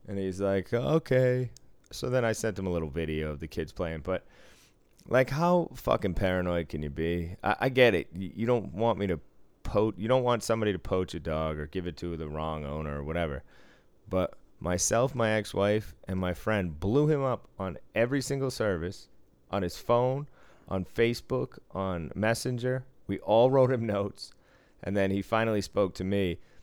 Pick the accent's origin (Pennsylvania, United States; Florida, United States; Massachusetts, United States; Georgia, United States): Massachusetts, United States; Boston; moved away; I was from Boston